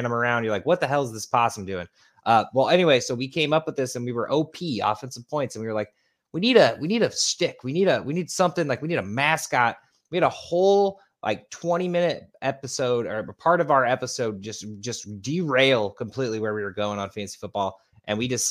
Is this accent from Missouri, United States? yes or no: yes; St. Louis, Missouri, United States; We're from St. Louis